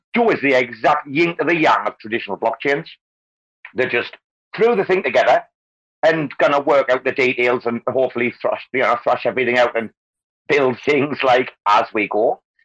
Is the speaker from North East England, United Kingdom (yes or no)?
yes; North East England, United Kingdom; now in Bangkok, Thailand; northeast, northeast England